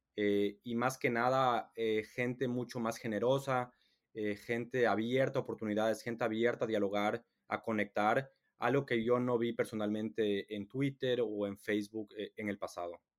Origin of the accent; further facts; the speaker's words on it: Ecuador; now in England; soy latino, soy de Ecuador